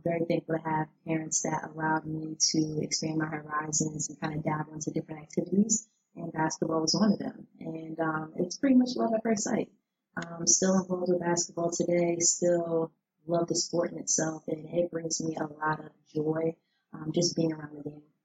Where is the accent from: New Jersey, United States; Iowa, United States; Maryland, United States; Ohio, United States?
New Jersey, United States; moved away as an adult; now in Washington, D.C., United States; I was actually born and raised in New Jersey